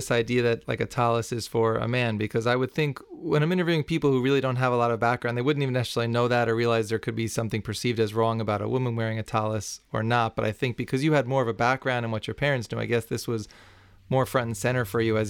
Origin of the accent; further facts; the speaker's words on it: New City, New York, United States; I was born and raised in New City and had the same experience as you of seeing Muncie next door and thinking that's what Orthodox Judaism was and not realizing there are all kinds of levels.